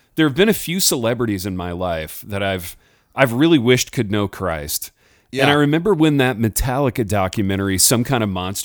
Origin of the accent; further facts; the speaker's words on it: Hartford City, Indiana, United States; From my almost my hometown of Fort Wayne, Indiana. I'm from Hartford City, but they were just up the road in Fort Wayne.